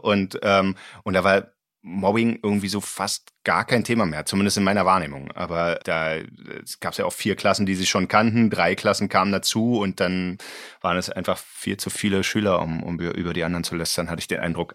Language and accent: German; Berlin, Germany; Ich komme aus Ostberlin